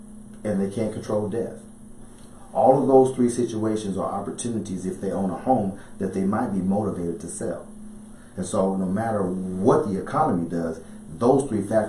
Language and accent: English; Kentucky, United States; also born or lived in Dallas; I'm originally from Dallas, but I lived in Kentucky my formative years.